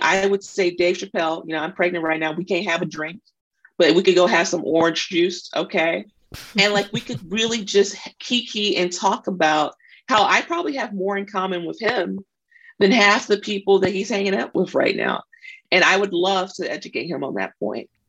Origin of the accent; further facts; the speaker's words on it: Mississippi, United States; moved away; I'm also from Mississippi. When I when I go home, I dress different, I talk different